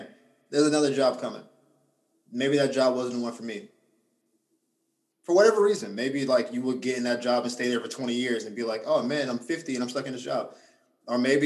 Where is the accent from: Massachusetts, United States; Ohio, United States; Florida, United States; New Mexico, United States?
Florida, United States; Gainesville; also born or lived in Orlando, Florida; Gaines was my hometown. So my family's all there.